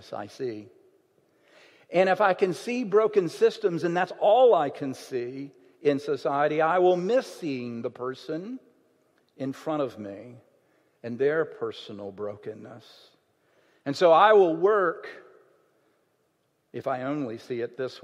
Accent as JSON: {"language": "English", "region": "Alabama", "country": "United States", "tie": "born or raised there", "moved": "yes", "said": "When I grew up in Alabama, in my hometown, I grew up in the 60s and 70s."}